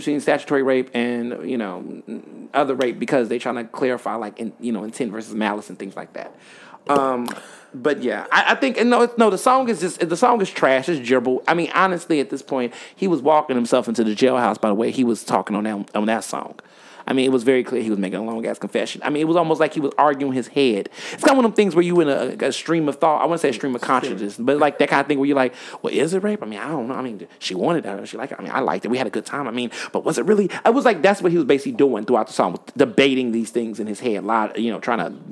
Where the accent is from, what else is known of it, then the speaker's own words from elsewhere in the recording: Chicago, Illinois, United States; I was born in Chicago